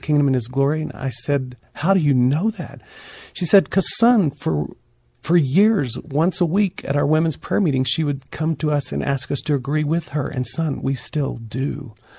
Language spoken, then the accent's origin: English; northeastern Oklahoma, United States; moved away; my hometown where I grew up in northeastern Oklahoma